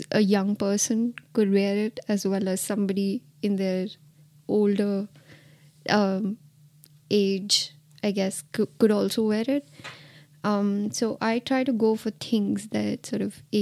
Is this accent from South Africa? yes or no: no; Martinique